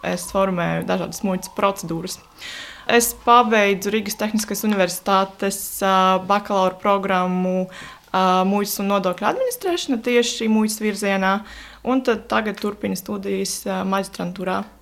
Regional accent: Latvia; mēs jau tā kā piedzimām Latvijā

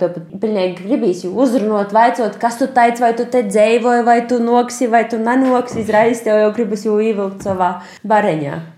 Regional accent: Aglona, Latgale, Latvia; now in Stuttgart, Germany; mana dzimto puse, ja manu vecāku dzimto puse ir aglona

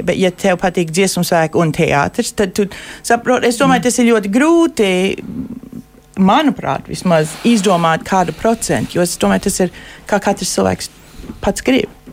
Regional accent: Lincoln, Nebraska, United States; Es uzaugu Linkolnā, Nebraskā.

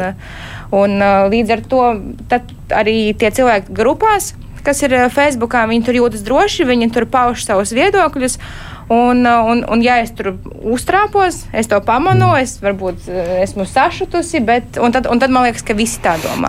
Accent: Rēzekne, Latgale, Latvia; Es pati esmu no Rēzeknes

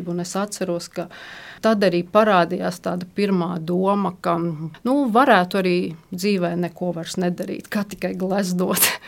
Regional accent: Riga, Latvia; Nu, īsumā bija tā, man bērnība pagāja Rīgā.

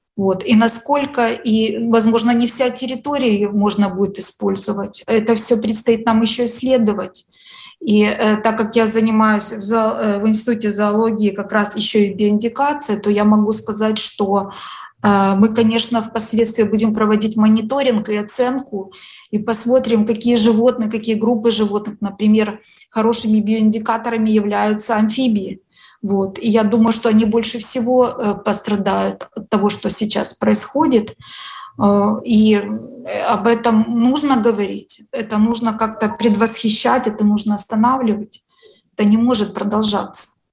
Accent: Ukraine; вот я русскоязычный человек, украинка

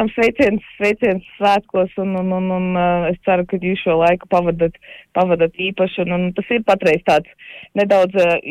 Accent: Latvia; kad tomēr mēs esam latvieši un, un ka mums ir šī kultūra, kuru mēs varam svinēt.

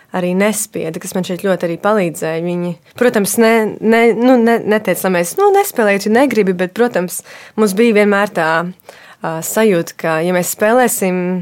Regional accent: Dobele, Dobele Municipality, Latvia; Mēs um, uzaugām uh, Dobelē, es kopā ar māsu un brāli

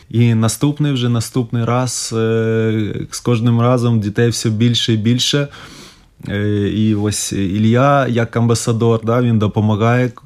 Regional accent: Ukraine; moved away as an adult; now in Riga, Latvia; нас всіх українців

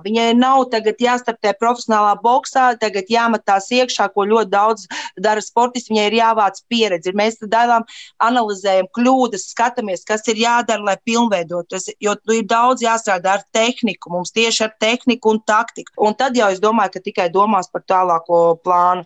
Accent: Latvia; mēs no Latvijas esam

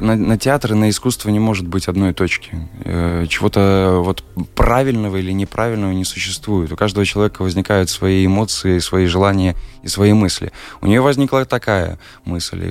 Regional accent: Belarus; moved away as an adult; now in Riga, Latvia

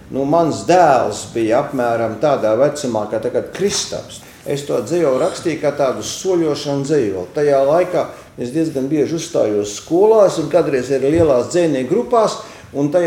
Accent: Kurzeme, Latvia; ne, es ar to ļoti lepojos, ka esmu kurzemnieks.

